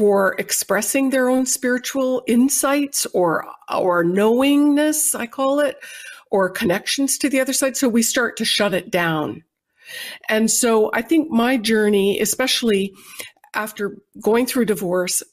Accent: Canada; moved away as an adult; now in United States; I was born and raised in Canada

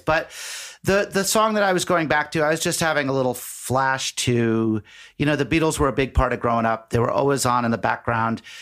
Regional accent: Nantucket, Massachusetts, United States; I grew up on Nantucket Island

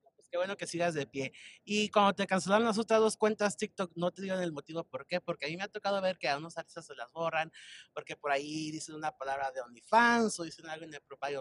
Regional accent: Michoacán, Mexico; yo también soy de Michoacán. Soy de, del pueblo San Juan de Michoacán

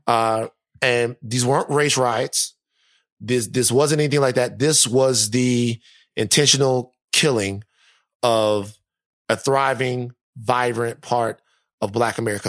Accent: Louisiana, United States; my home state

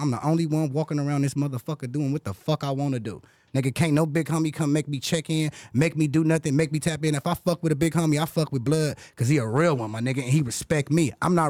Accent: Compton, California, United States; I'm from Bompton, Hollywood.

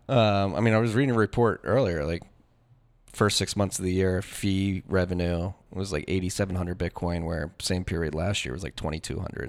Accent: Philadelphia, Pennsylvania, United States; I'm from Philadelphia and I graduated high school in two thousand nine

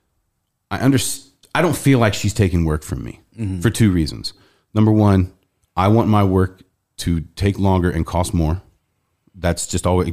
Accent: Indianapolis, Indiana, United States; I'm from Indianapolis

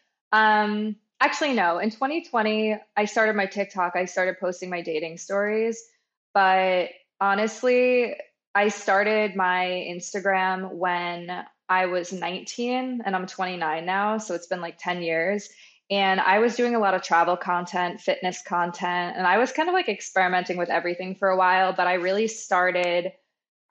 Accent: Long Island, New York, United States; I grew up on Long Island, and I have two older brothers

